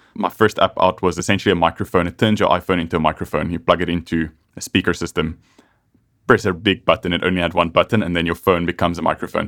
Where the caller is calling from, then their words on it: Cape Town, Western Cape, South Africa; I'm phoning in from Cape Town